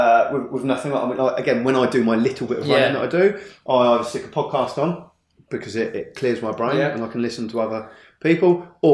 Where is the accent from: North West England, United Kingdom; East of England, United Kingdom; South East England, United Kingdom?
South East England, United Kingdom; Hollington; I grew up in Hollington